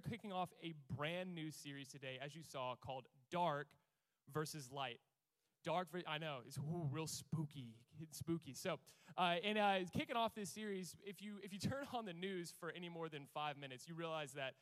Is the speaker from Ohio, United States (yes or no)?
no; Charlotte, North Carolina, United States; I've been here my entire life